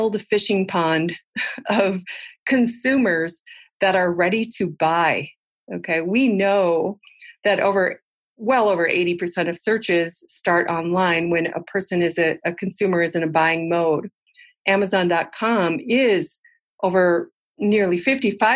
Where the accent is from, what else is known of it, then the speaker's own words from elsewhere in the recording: Midwest, United States; moved away as an adult; also born or lived in New York City; I'm from the Midwest